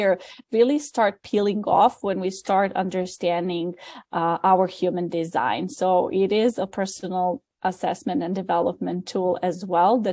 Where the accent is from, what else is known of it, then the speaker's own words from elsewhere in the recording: Serbia; moved away as an adult; now in New York, United States; I'm originally from Serbia. I came to New York 10 years ago